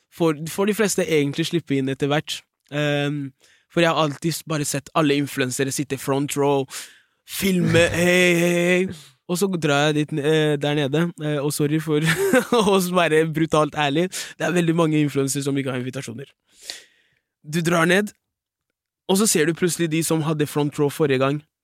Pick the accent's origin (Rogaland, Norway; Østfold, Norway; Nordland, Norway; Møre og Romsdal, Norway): Østfold, Norway; Fredrikstad; der jeg kommer fra, Fredrikstad.